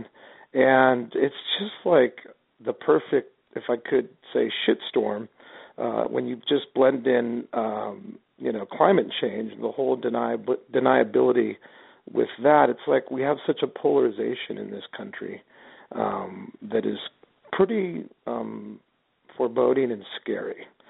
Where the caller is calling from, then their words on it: Rancho Cucamonga, California, United States; I'm calling from California, Rancho Cucamonga.